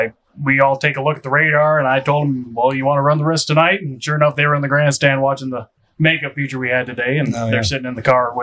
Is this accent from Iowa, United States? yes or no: yes; Emmetsburg, Iowa, United States; born or raised there